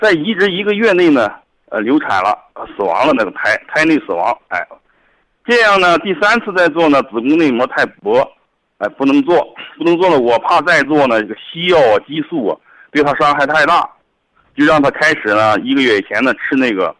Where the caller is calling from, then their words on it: Dezhou, Shandong, China; 我是德州博医堂的听众